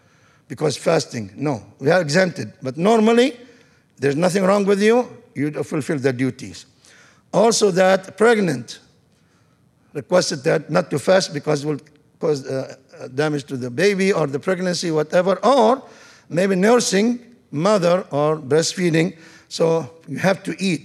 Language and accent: English; Tripoli, North Governorate, Lebanon; moved away as an adult; now in Tarrant County, United States; Tripoli, I'm from Tripoli, Beirut, and Tripoli, second city in Lebanon